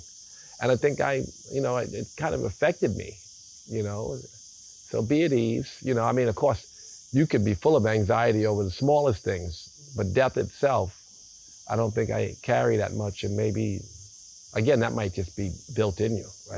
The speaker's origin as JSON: {"language": "English", "town": "New York City", "region": "New York", "country": "United States", "tie": "born or raised there", "moved": "as an adult", "lives_now": "Bali, Indonesia", "said": "we grew up in South Jamaica, Queens, which, you know, was, many years ago, we had a lot of woods"}